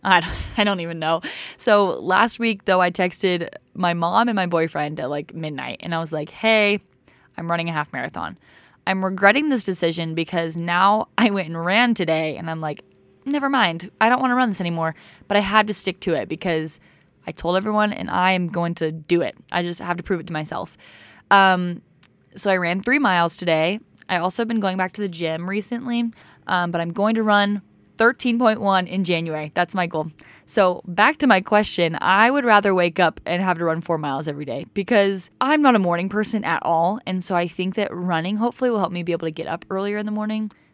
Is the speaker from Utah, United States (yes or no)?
yes; Provo, Utah, United States; also born or lived in Jonesboro, Arkansas; I'm from Provo, Utah. I can at least say I wasn't born and raised in Provo. I was just raised, I was born